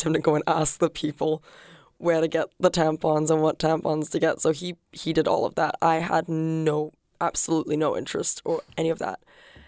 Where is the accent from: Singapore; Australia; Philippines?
Singapore; I am from Singapore.